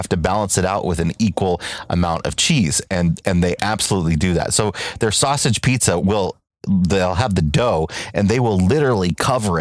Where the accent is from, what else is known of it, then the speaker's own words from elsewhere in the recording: United States; my hometown